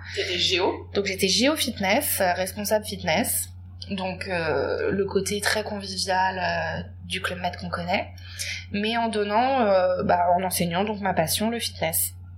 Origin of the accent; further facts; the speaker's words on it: Paris, Île-de-France, France; je viens de Paris, j'habite à Paris